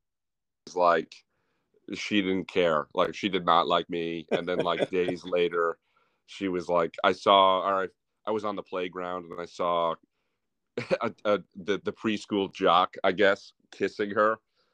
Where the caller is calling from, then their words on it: New York City, New York, United States; New York City, Murray Hill.